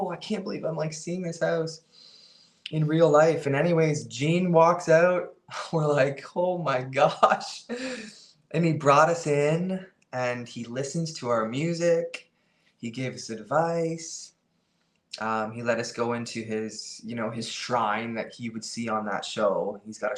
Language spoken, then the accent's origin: English; Canada; we're a band from Canada